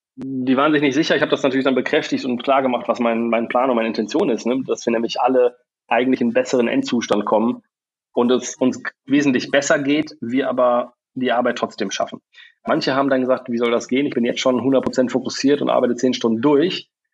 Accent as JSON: {"language": "German", "town": "Bielefeld", "region": "North Rhine-Westphalia", "country": "Germany", "tie": "born or raised there", "also_born_or_lived": "England / Munich / Australia", "moved": "yes", "said": "ich bin ursprünglich in Bielefeld geboren, äh, war jahrelang woanders"}